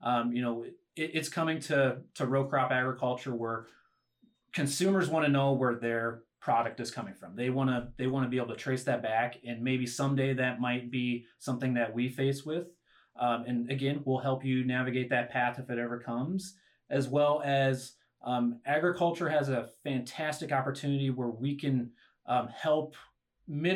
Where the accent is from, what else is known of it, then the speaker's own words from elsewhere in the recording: Schuyler, Nebraska, United States; So I'm a Nebraska kid. I'm from Northeast Nebraska, the Schuyler area.